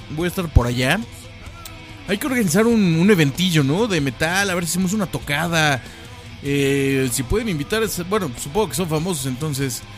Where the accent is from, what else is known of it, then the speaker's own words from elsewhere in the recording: Mexico; somos dos mexicanos